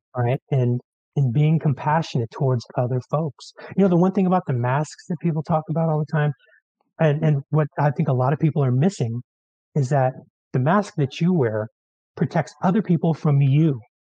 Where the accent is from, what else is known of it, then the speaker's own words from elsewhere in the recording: San Francisco, California, United States; now in Mendocino County, United States; I grew up in San Francisco